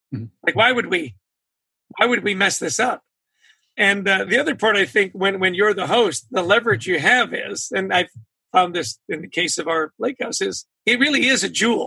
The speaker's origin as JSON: {"language": "English", "region": "British Columbia", "country": "Canada", "tie": "born or raised there", "moved": "yes", "said": "I grew up in British Columbia. So as a kid, I was surrounded by magnificent mountains and the ocean"}